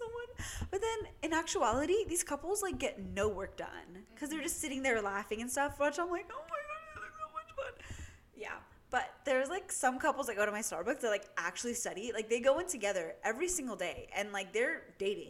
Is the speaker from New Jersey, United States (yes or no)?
no; Southern California, United States; moved away as an adult; now in Northern California, United States; I'm from SoCal, like, and I'm gonna move back right after graduation